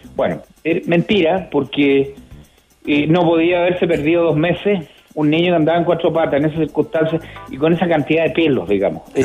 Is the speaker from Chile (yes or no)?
yes; Villa Alemana, Valparaíso, Chile; yo nací en Villa Alemana